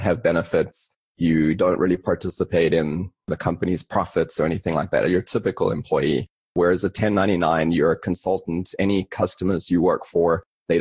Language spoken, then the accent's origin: English; South Africa; moved away as an adult; also born or lived in London, United Kingdom; now in United States; I grew up in South Africa and then moved to London, spent a couple of years there